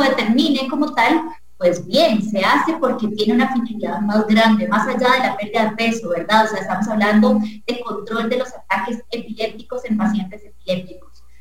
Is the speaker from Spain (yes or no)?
no; Costa Rica; como costarricense, en nuestro país y nuestra cultura